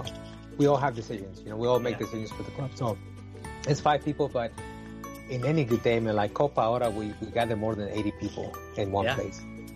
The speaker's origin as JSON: {"language": "English", "town": "San Francisco", "region": "California", "country": "United States", "tie": "born or raised there", "also_born_or_lived": "Puebla, Mexico", "moved": "yes", "said": "Yeah, I was born in Puebla, in Mexico. And then my father migrated to the U.S. because of, you know, it is what it is. So he came over and then we followed and he lived in San Francisco."}